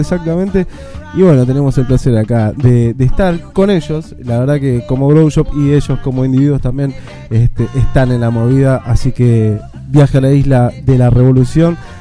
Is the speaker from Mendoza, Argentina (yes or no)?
no; Boulogne Sur Mer, Buenos Aires Province, Argentina; yo soy de Bulogne